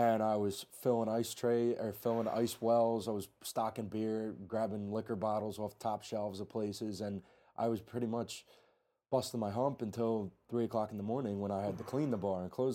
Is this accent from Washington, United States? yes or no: no; New Jersey, United States; I'm from the South Jersey area